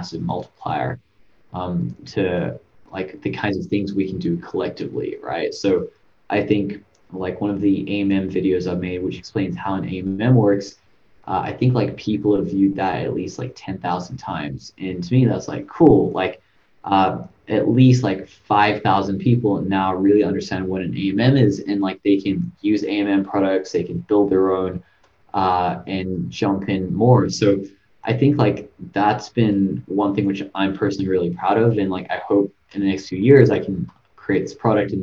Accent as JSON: {"language": "English", "town": "Sydney", "region": "New South Wales", "country": "Australia", "said": "I came from Australia, Sydney"}